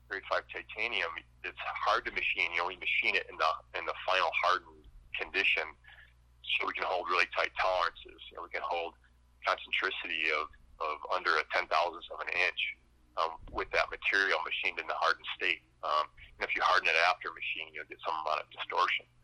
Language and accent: English; Wisconsin, United States; moved away as an adult; now in Colorado, United States; Wisconsin hunting whitetails. Um, moved to Colorado about 20 years ago now